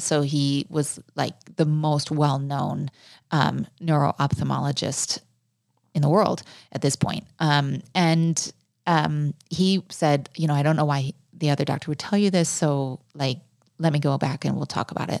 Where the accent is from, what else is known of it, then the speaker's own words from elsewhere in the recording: United States; moved away as an adult; also born or lived in South Africa / Venezuela; as an American